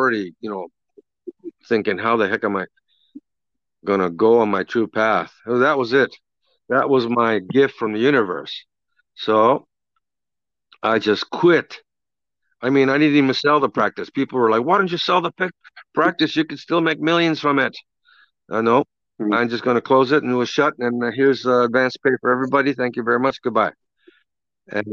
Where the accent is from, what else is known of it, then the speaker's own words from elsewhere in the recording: Kobe, Hyogo, Japan; moved away; I grew up in Japan, born and raised in Japan, in Kobe, Japan